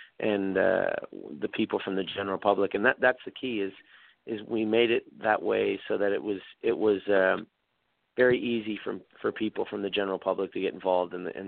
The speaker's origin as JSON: {"language": "English", "region": "Prince Edward Island", "country": "Canada", "moved": "as an adult", "said": "I moved from Prince Edward Island with my brother Mark to Windsor, Ontario to work for Mike MacDonald."}